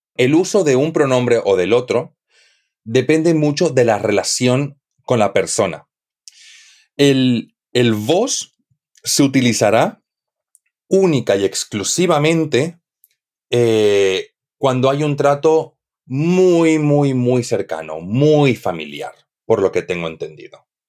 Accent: Santa Cruz de la Sierra, Santa Cruz, Bolivia; moved away as an adult; now in Spain; en Bolivia, de donde yo soy, yo soy de Santa Cruz de la Sierra, del este del país

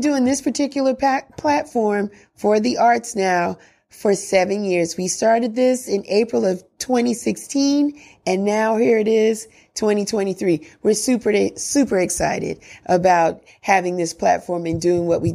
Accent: New York City, New York, United States; New York City, I'm from the Bronx

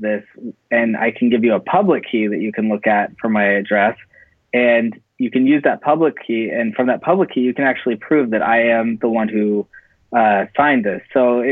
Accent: Silicon Valley, California, United States; moved away as an adult; now in Los Angeles, United States; I'm actually from Silicon Valley. That's where I grew up

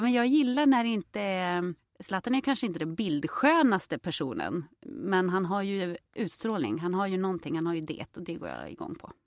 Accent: Jokkmokk, Norrbotten County, Sweden; also born or lived in Påarp, Skåne; now in Stockholm, Sweden; jag är ju uppväxt i Jokkmokk och i Jokkmokk så är ju alla röda

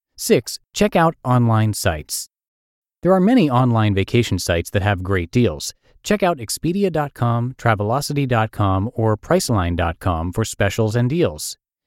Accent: Indiana, United States; Growing up in Indiana meant that I had never seen anything as big or as beautiful.

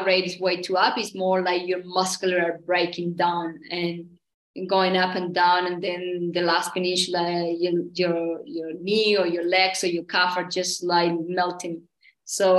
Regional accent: Santiago, Santiago Metropolitan Region, Chile; also born or lived in Pucón, Chile; I was born in Santiago, the capital

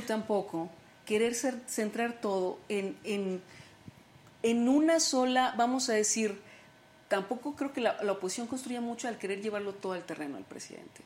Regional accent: Sonora, Mexico; yo soy de Sonora, y marchábamos en Hermosillo

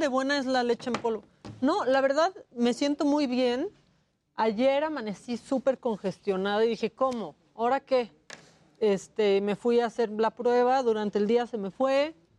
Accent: Puerto Vallarta, Jalisco, Mexico; moved away; de chiquita vivía en Puerto Vallarta

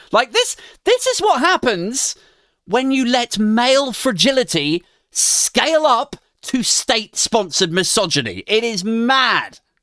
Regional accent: United Kingdom

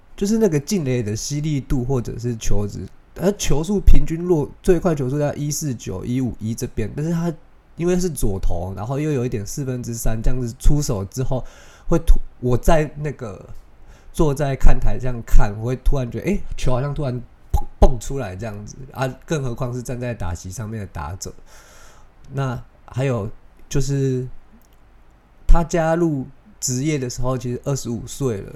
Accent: Taiwan; 我不是华裔，我算是就是外国人，对他们来说我就是外国人。那我们台湾人有一个习惯是

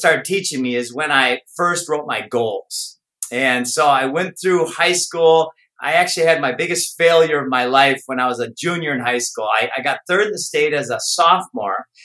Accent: Minnesota, United States; I grew up in Minnesota

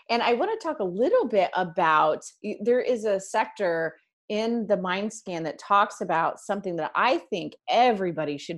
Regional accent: Charleston, South Carolina, United States; my hometown is Charleston, South Carolina.

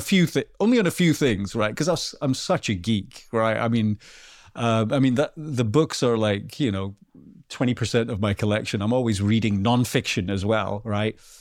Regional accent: Bowden, Scotland, United Kingdom; also born or lived in Melrose; I am from a very, very small, well, a hamlet called Bowden, which is, like, less than a hundred people in Scotland

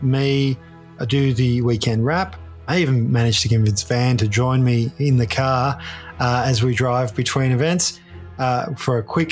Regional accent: Ballarat, Victoria, Australia; growing up in Ballarat

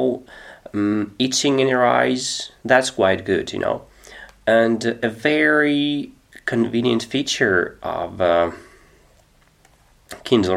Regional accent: Russia; English is a second language; I'm 36 years old, I'm from Russia

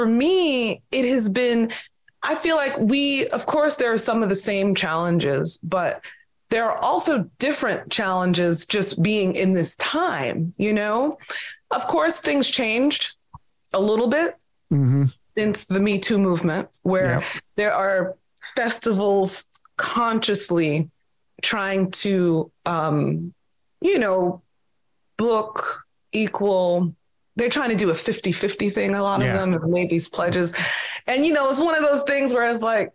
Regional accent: Long Island, New York, United States; I'm New York born and raised on Long Island

